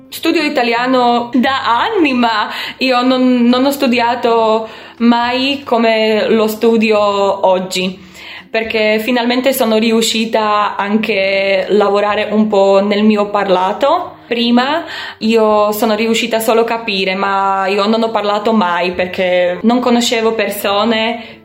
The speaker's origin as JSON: {"language": "Italian", "country": "Slovakia", "second_language": "Italian", "moved": "as an adult", "lives_now": "Verona, Italy", "said": "Io sono slovacca, vivo in un piccolo paese"}